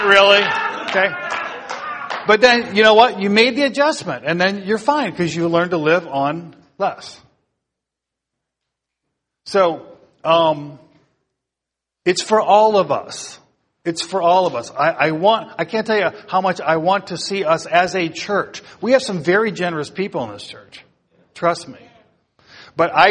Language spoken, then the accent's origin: English; United States; as American Christians